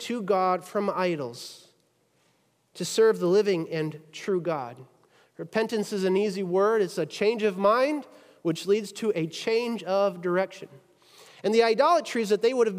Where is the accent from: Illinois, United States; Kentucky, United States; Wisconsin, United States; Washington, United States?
Wisconsin, United States; moved away; Wisconsin, right? That's my hometown